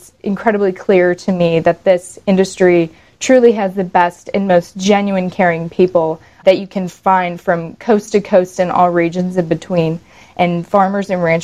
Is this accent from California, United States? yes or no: yes; California's Central Valley, United States; I was born and raised in California's Central Valley